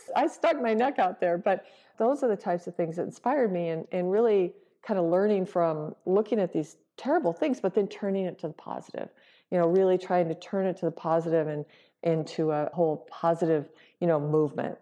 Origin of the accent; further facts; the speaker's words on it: Michigan, United States; moved away; I'm from the Midwest. I'm from Michigan. And I was visiting my family in Michigan